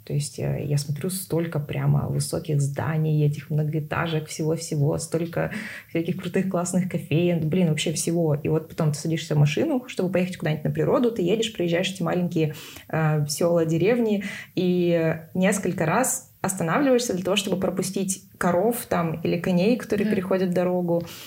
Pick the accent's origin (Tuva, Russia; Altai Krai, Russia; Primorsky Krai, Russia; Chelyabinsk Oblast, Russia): Tuva, Russia; Из Тувы